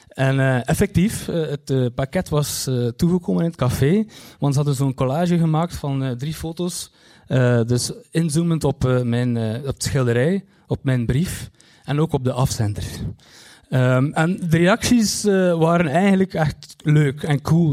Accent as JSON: {"language": "Dutch", "town": "Kortrijk", "region": "Flanders", "country": "Belgium", "said": "ik kom uit Kortrijk"}